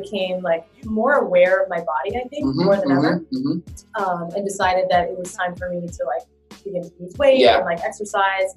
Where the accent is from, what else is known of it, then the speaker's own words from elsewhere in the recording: Florida, United States; also born or lived in New Jersey / Miami / Orlando; I ended up growing up in Florida